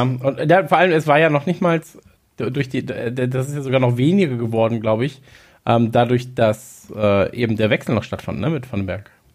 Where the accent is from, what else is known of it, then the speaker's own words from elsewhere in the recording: North Rhine-Westphalia, Germany; wir kommen ja aus äh, aus Nordrhein-Westfalen